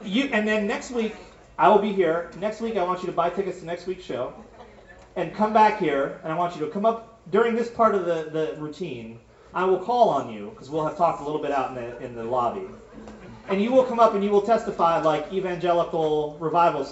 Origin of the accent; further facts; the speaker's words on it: Berkshire County, Massachusetts, United States; moved away as an adult; also born or lived in upstate New York / Tucson, Arizona; I grew up in Massachusetts and upstate New York.